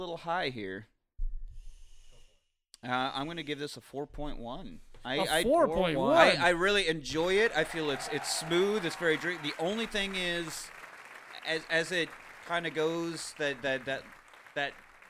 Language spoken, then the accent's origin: English; Oklahoma, United States; moved away; the percentage of gas station beer in my home state